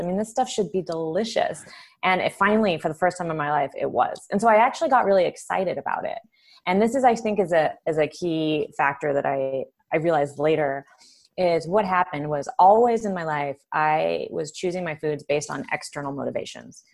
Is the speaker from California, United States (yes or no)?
yes; Southern California, United States; born or raised there